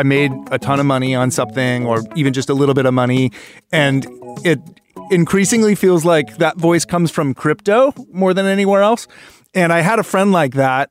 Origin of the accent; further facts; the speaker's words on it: Oregon, United States; We're from Oregon originally